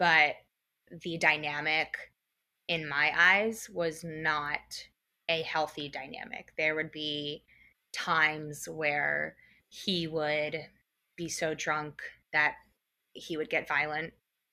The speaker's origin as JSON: {"language": "English", "town": "Phoenixville", "region": "Pennsylvania", "country": "United States", "tie": "born or raised there", "said": "Phoenixville is my hometown. That is where I grew up"}